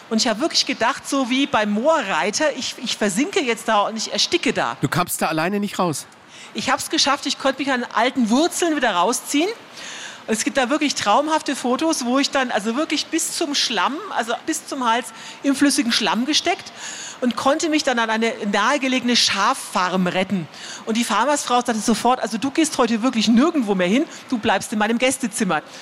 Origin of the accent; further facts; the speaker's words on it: Transylvania, Romania; Wir sagen immer, wir kommen aus Transsilvanien.